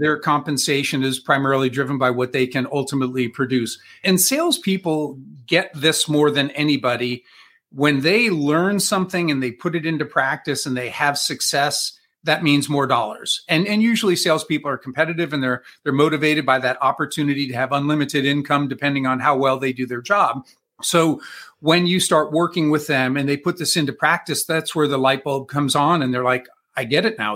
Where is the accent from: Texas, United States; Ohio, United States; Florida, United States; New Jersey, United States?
Ohio, United States; Columbus; I am from Columbus, Ohio.